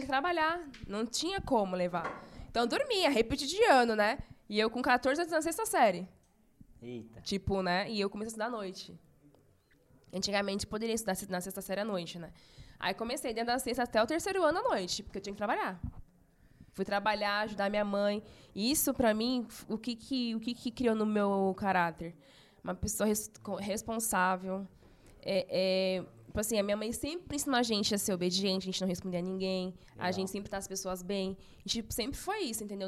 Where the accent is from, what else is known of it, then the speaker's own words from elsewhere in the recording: São Paulo, Brazil; Nasci em São Paulo mesmo, capital. Meus pais são do, do Nordeste. É, eu nasci aqui em São Paulo